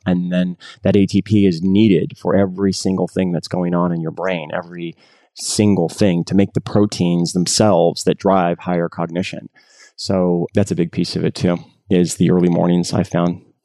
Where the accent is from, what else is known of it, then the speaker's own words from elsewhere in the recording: San Jose, California, United States; I grew up in San Jose for my high school years